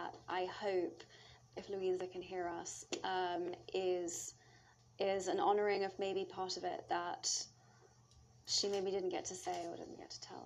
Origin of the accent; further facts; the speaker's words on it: London, United Kingdom; moved away; also born or lived in New York; I grew up in Islington